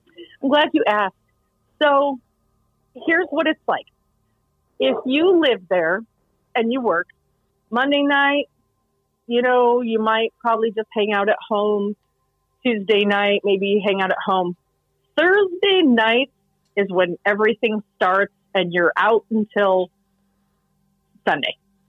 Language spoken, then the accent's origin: English; Guam; I'm from Guam, and my entire life, I've just wanted to go to New York City